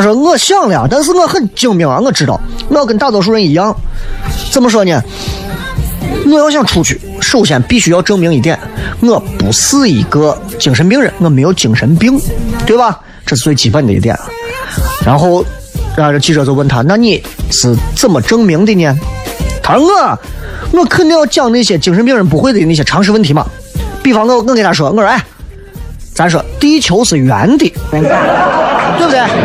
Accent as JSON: {"language": "Chinese", "town": "Xi'an", "region": "Shaanxi", "country": "China", "accent": "local dialect", "said": "正儿八经原汁原味的咱本地的方方言为主的脱口秀"}